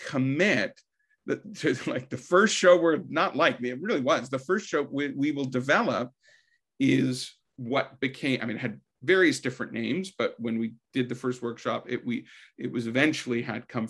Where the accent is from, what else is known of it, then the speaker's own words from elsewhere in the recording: Canada; as a Canadian